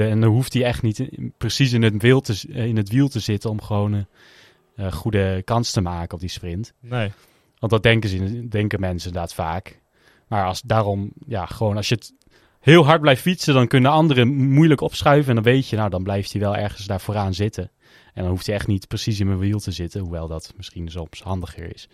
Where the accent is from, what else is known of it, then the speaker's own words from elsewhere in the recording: Netherlands; zeker als Nederlander